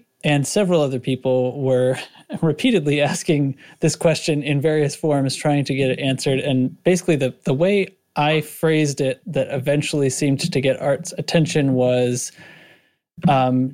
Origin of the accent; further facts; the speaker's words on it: New England, United States; I'm from New England